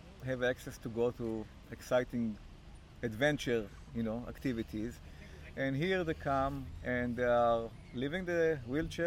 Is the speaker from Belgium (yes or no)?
no; Israel; now in Canada; I'm from Israel originally